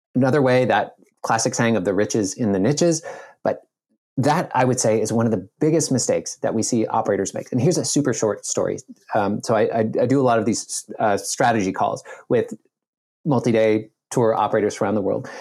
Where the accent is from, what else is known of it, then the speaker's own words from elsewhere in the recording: Nova Scotia, Canada; I grew up in Nova Scotia, Canada